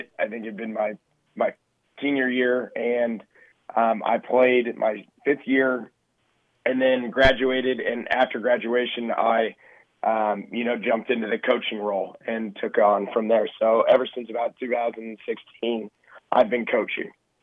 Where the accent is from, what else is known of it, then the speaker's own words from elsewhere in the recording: Kansas City, United States; I grew up in Kansas City playing hockey